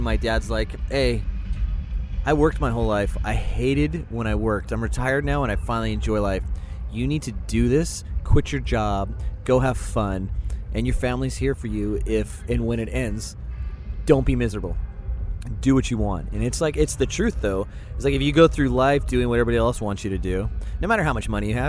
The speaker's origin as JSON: {"language": "English", "region": "California", "country": "United States", "tie": "born or raised there", "said": "In Orange County, Southern California."}